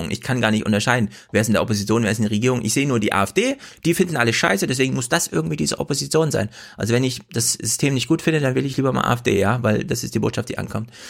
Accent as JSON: {"language": "German", "town": "Kummerow", "region": "Mecklenburg-Vorpommern", "country": "Germany", "said": "Ich, ich komme auch aus Kummerow wird auch mit W am Ende geschrieben."}